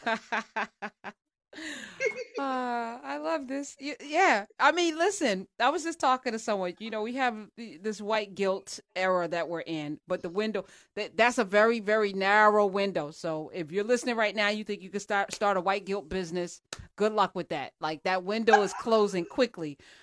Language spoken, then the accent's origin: English; New Jersey, United States; I'm from Jersey